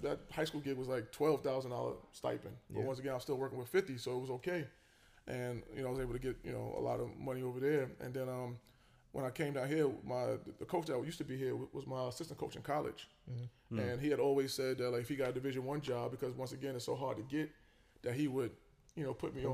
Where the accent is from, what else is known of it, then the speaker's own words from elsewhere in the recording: New York City, New York, United States; moved away; I'm from South Jamaica, Queens. I grew up in South Jamaica, Queens